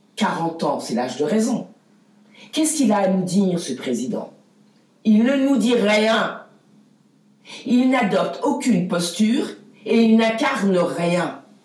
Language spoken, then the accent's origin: French; France; je suis française